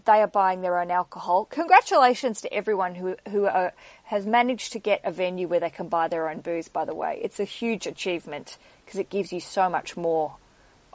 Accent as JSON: {"language": "English", "region": "Tasmania", "country": "Australia", "tie": "born or raised there", "moved": "yes", "lives_now": "London, United Kingdom", "said": "in Australia, where I'm from, if you didn't know my accent, I grew up in Tasmania"}